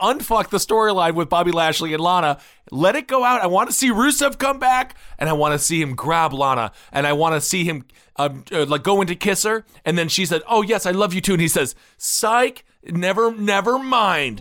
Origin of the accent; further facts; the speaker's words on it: Wisconsin, United States; I'm from Wisconsin